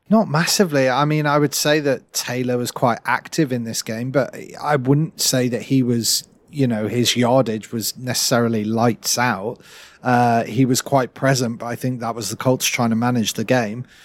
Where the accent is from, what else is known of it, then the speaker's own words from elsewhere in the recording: United Kingdom; we rarely get to see as British fans